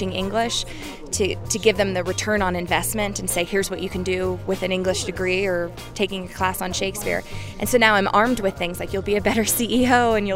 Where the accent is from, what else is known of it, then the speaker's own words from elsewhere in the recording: Texas, United States; now in Seattle, United States; I grew up in Texas, but I live in Seattle now